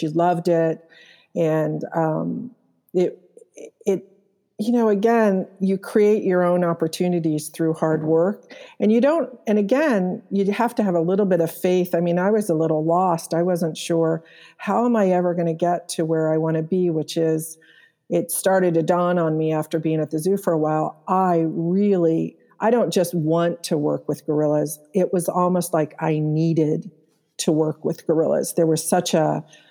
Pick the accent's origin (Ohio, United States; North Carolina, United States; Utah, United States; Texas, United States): Ohio, United States; Columbus; I grew up in Clintonville, which has, you know, Whetstone Park